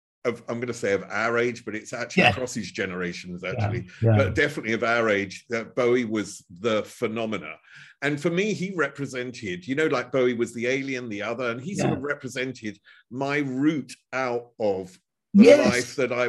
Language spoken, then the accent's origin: English; Chelmsford, East of England, United Kingdom; You're from South London. I'm from Chelmsford, which is northeast of London.